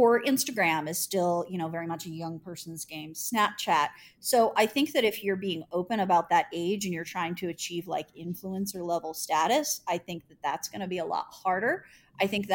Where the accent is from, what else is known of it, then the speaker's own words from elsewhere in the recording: Indianapolis, Indiana, United States; living in Indianapolis and being a Hoosier and working for my hometown newspaper